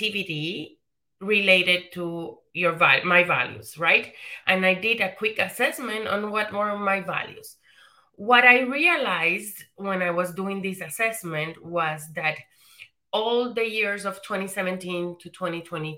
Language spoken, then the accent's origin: English; Puerto Rico; moved away; So I'm Puerto Rican. I was born and raised in the Caribbean, in Puerto Rico.